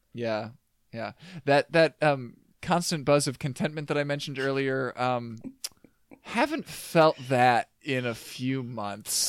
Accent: Minnesota, United States; my smaller worldview as a Minnesotan

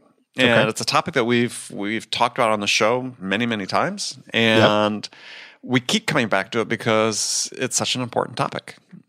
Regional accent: California, United States; And I'm from California.

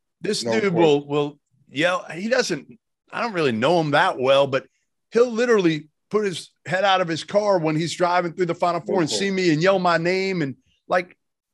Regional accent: Boston, Massachusetts, United States; growing up in Boston

